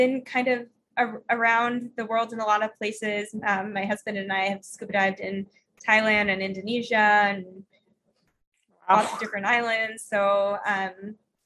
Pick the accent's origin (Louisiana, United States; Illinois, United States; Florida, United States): Florida, United States; I grew up in Florida